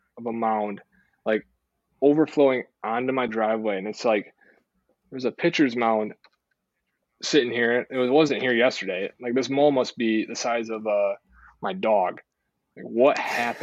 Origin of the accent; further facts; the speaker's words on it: Zeeland, Michigan, United States; also born or lived in Holland, Michigan; Born and raised. Yeah. Zeeland, Michigan